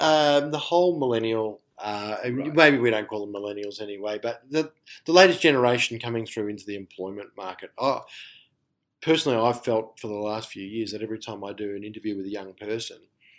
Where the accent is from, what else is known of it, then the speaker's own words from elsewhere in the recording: Melbourne, Victoria, Australia; where I'm from Melbourne.